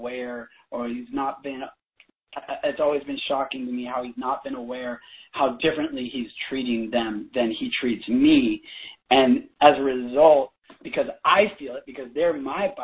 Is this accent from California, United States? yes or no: yes; Bay Area, California, United States; I grew up in the Bay Area